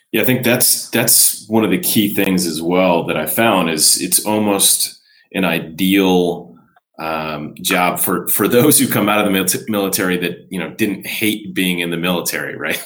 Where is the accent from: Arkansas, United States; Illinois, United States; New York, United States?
Illinois, United States; Chicago; we are fellow Midwesterners, having grown up in Chicago myself